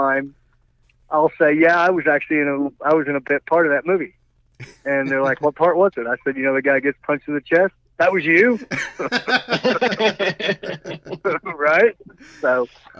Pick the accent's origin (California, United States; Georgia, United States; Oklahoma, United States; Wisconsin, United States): Oklahoma, United States; moved away as an adult; also born or lived in Los Angeles; I'm from Oklahoma, first time